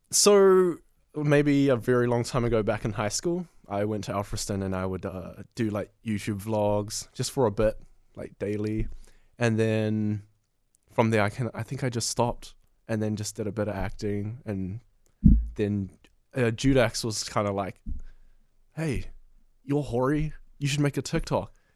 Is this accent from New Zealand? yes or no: yes; New Zealand; I'm from New Zealand originally, but my mum and dad are from Vietnam and Cambodia.